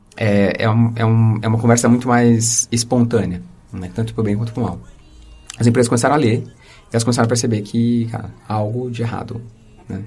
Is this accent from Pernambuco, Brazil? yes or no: no; Osasco, São Paulo, Brazil; accent: R de porta; eu nasci aqui em Osasco e, e, criado por uma família que veio de São José do Rio Preto, uh, da família da minha mãe, da né? família do meu pai de Fortaleza. É, então eu sempre eu tenho esse R de porta